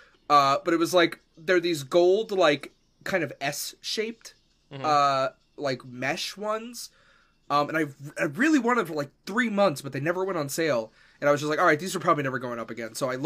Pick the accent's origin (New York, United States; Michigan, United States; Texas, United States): New York, United States; accent: New York; moved away; No, I'm from New York.